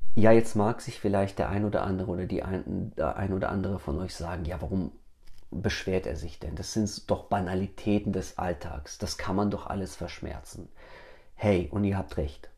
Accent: Germany; moved away as an adult; also born or lived in Kyrgyzstan; now in United States; als ich mit sieben Jahren nach Deutschland gemeinsam mit meiner Familie migriert bin. Ja, ich meine, es ist natürlich klar, ich war sieben Jahre alt, ein Knirps. Ich wurde in Deutschland eingeschult, ich bin dort aufgewachsen

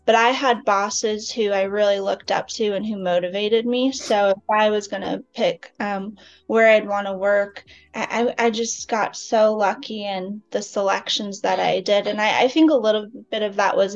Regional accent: Phoenix, Arizona, United States; moved away as an adult; now in Dallas, United States; I'm from Phoenix, Arizona. I lived there for 30 years

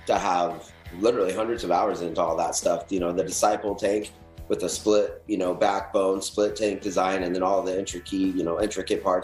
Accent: Colorado, United States; also born or lived in Wyoming; So I lived in Colorado for most of my life. I was born in Wyoming, moved to Colorado.

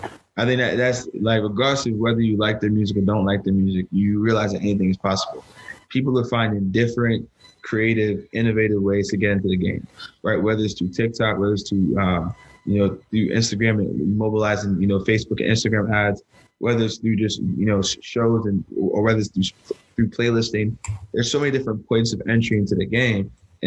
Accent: New Jersey, United States; Like, you know, I'm from Jersey.

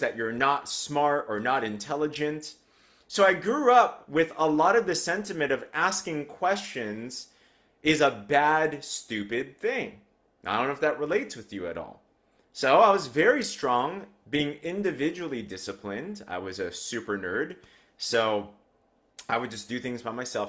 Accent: United States; I grew up in America, but with an Asian household

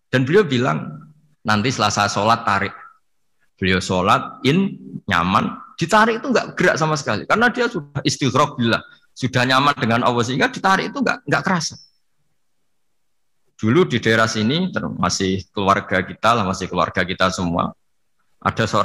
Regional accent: Pantura, Indonesia; Kalau bahasa orang Pantura, saya ini orang Pantura, jadi kalau ngomong lebih lebih keras, lebih vulgar.

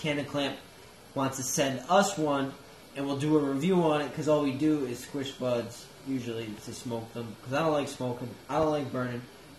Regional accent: East Coast, United States; I'm from the East Coast

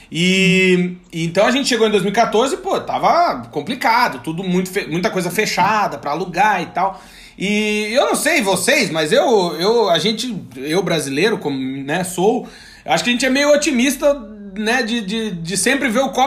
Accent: Brazil; now in Portugal; como a gente é brasileiro e a gente tá sempre lascado

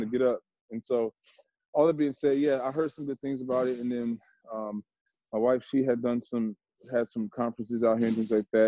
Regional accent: Chicago, Illinois, United States; I'm from Chicago area, you know, then move to the, the, suburbs

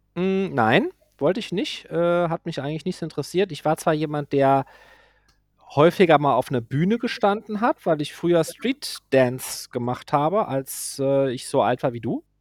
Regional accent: Germany; also born or lived in Côte d'Azur, France; ich bin hier aufgewachsen und ich liebe meine Heimat

